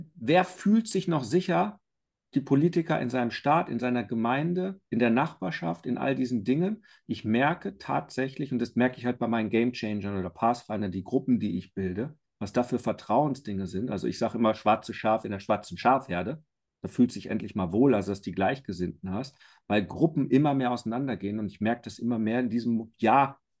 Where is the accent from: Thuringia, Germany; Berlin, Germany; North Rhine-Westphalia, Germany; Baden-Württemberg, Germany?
North Rhine-Westphalia, Germany; Iserlohn; moved away as an adult; now in Bavaria, Germany; ich bin ja gebürtiger Iserlohner, bei Dortmund groß geworden, aber seit 18 Jahren in Bayern.